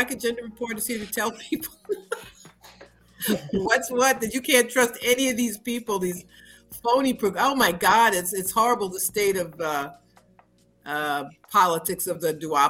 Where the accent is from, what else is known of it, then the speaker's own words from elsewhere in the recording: New Rochelle, New York, United States; moved away as an adult; now in Harlem, New York, United States; I've lived in Harlem all my adult life. But I grew up in the suburbs. I grew up in New Rochelle.